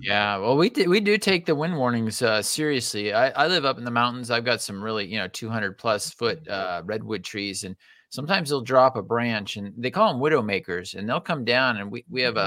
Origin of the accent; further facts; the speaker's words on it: California, United States; we are from California